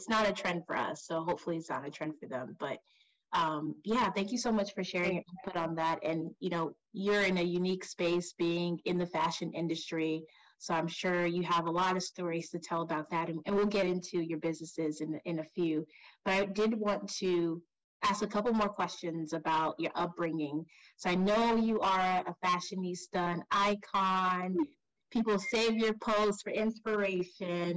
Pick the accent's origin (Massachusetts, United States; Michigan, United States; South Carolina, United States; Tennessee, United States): South Carolina, United States; also born or lived in Nigeria; I was born in Nigeria and then I grew up in South Carolina